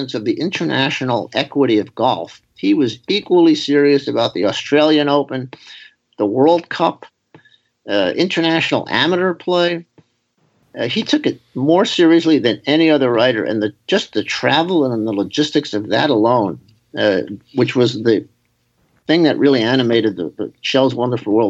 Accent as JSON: {"language": "English", "town": "New York City", "region": "New York", "country": "United States", "tie": "born or raised there", "said": "I was growing up in New York City."}